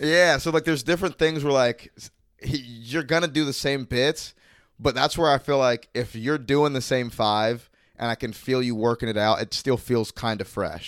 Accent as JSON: {"language": "English", "town": "Mandarin", "region": "Florida", "country": "United States", "tie": "born or raised there", "said": "growing up in Mandarin"}